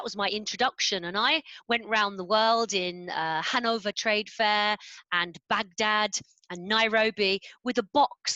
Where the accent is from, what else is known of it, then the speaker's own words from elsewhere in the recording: London, United Kingdom; now in Tunbridge Wells, United Kingdom; I'm a Londoner. I grew up in North London.